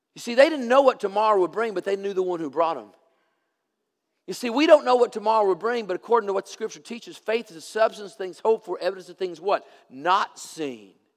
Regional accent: Tennessee, United States; I'm from Tennessee

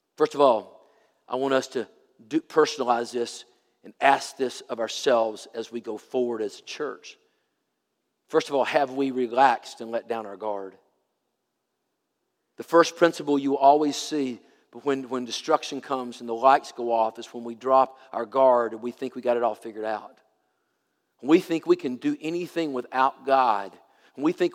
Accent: Tennessee, United States; I'm from Tennessee.

